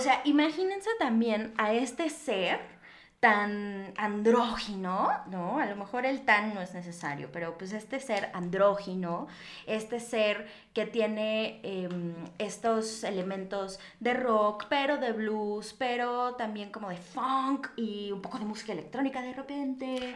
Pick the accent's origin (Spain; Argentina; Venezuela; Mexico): Mexico; como mexicanos o como latinoamericanos